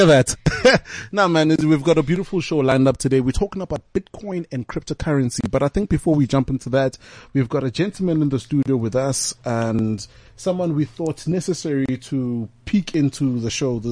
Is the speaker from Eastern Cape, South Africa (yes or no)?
yes; Eastern Cape, South Africa; I'm from the Eastern Cape